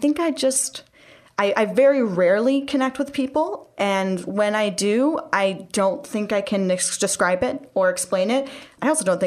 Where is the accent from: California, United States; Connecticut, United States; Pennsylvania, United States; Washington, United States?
California, United States; moved away; I'm originally from California.